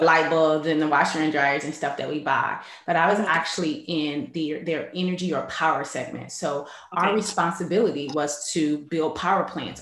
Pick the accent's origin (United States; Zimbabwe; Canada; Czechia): United States; Cleveland, Ohio; I'm originally from Cleveland, Ohio.